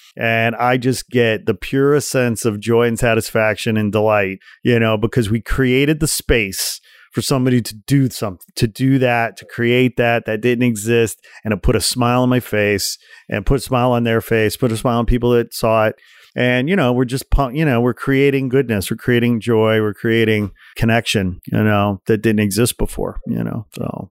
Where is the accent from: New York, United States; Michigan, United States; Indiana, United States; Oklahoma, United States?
Indiana, United States; Portage; also born or lived in Gary, Indiana; I was born in Gary, Indiana, grew up in Portage, Indiana, about forty miles outside Chicago